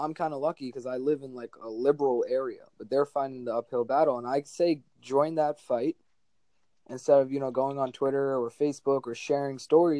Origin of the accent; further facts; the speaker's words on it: Jersey City, New Jersey, United States; I'm a senior from Jersey City, New Jersey, and I go to McNair Academic High School.